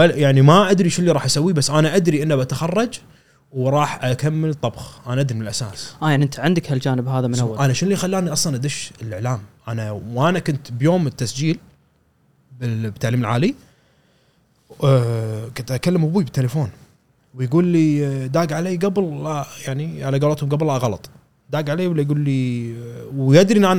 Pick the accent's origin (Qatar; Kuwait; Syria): Kuwait; كان اني رحت آه، مقدم انا من الكويت